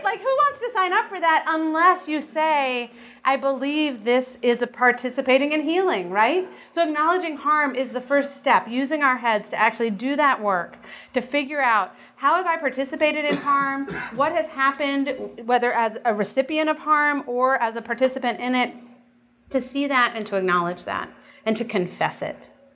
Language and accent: English; United States; as American Christians